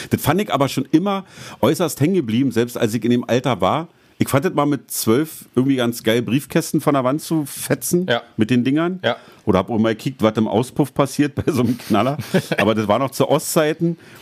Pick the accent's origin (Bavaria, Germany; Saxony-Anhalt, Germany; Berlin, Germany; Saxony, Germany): Berlin, Germany; bei uns in Berlin